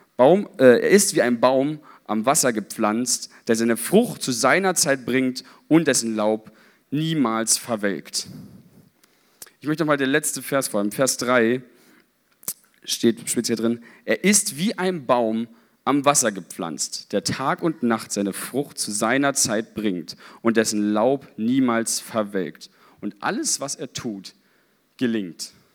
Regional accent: Berlin, Germany; ich als Berliner

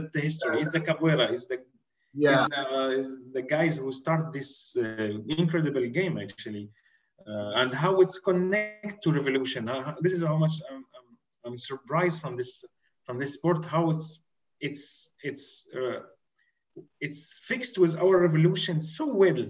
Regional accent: Syria; I'm not Brazilian, I'm from Syria

